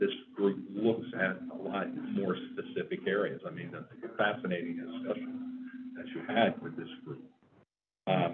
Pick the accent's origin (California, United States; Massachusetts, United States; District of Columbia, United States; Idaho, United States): District of Columbia, United States; Washington; moved away as an adult; also born or lived in Dallas-Fort Worth, Texas; now in Michigan, United States; I grew up in Washington, D.C.